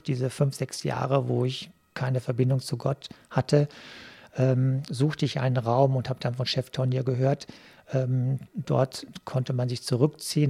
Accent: Selm, North Rhine-Westphalia, Germany; moved away as an adult; also born or lived in Neuss; now in Duisburg, Germany; die Gemeinde Kappenberg, wo ich groß geworden bin

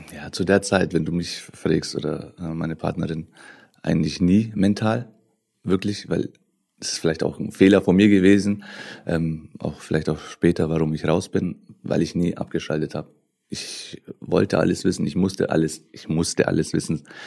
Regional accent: Nuremberg, Bavaria, Germany; ich bin in Nürnberg äh, groß geworden, geboren

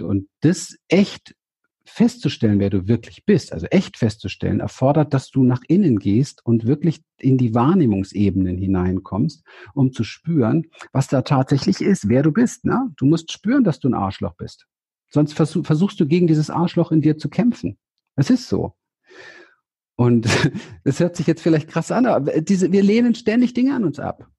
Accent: Berlin, Germany; Ich bin in Berlin aufgewachsen im Hinterhof

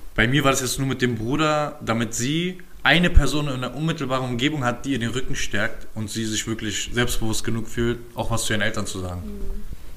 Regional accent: Berlin, Germany; ich bin halt mit 10 aus dem Wedding nach Köpenick gezogen

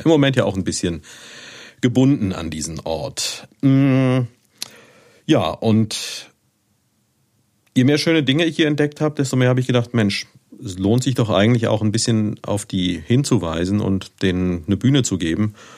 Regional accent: Neuwied, Rhineland-Palatinate, Germany; moved away as an adult; Ich bin geboren hier in Neuwied und habe hier auch bis 1985 gelebt. Da habe ich auf dem Lyzeum, wie meine Großmutter immer gesagt hat, äh, Abitur gemacht

